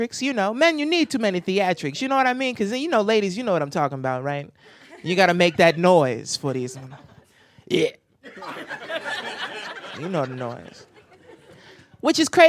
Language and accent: English; New Jersey, United States; I'm from Jersey